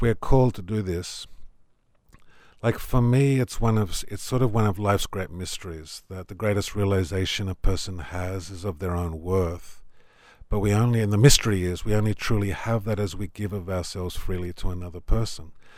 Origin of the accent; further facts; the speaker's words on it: Tamworth, New South Wales, Australia; moved away as an adult; also born or lived in Sydney; I come from Tamworth. I grew up on a farm.